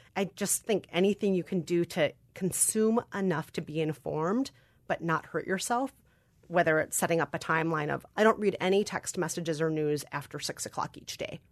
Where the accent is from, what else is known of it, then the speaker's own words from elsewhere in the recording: Minnesota, United States; accent: Minnesotan; I am a Korean adoptee, Minnesotan-raised with Irish and German culture